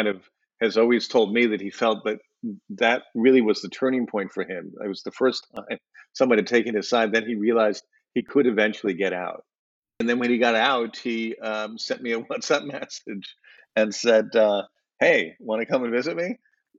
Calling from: Berlin, Germany; I'm calling in from Berlin, Germany.

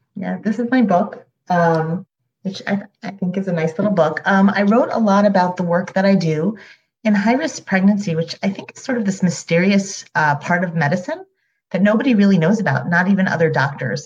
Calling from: New York City, New York, United States; I am calling from Upper Manhattan

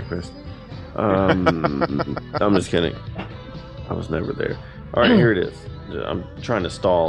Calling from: Norcross, Georgia, United States; I'm calling from Norcross, Georgia, with the corporate office with Waffle House.

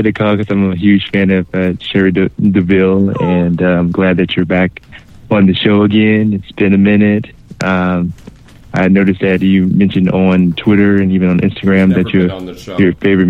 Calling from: Illinois, United States; from Illinois.

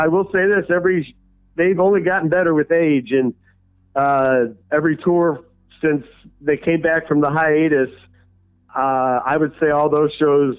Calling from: St. Louis, Missouri, United States; St. Louis, Missouri.

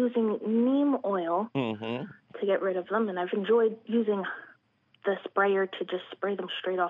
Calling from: Pennsauken, New Jersey, United States; I am calling from Pennsauken, New Jersey.

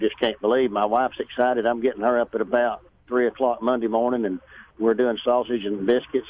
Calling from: Atlanta, Georgia, United States; Well, I just got in the outskirts of Atlanta. I've been coming down 85 out of South Carolina watching this beautiful Hunter's Moon set over here.

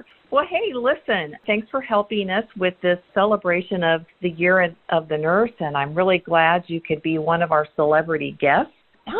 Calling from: Indiana, United States; I'm calling you from Indiana for this podcast today

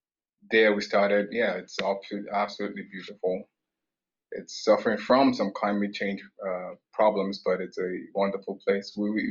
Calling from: Canada; I'm joining from Canada currently

